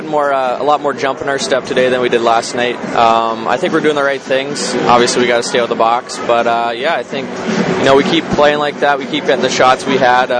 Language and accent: English; London, Ontario, Canada; moved away; when I was younger, we had the London Knights in my hometown.